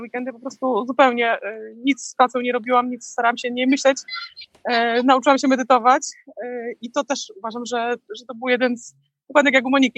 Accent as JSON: {"language": "Polish", "country": "Poland", "moved": "yes", "lives_now": "Florida, United States", "said": "ja z Polski"}